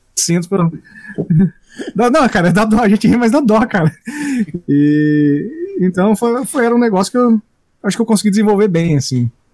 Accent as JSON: {"language": "Portuguese", "town": "Maringá", "region": "Paraná", "country": "Brazil", "tie": "born or raised there", "said": "Eu cresci nessa cidade, Maringá, no Paraná"}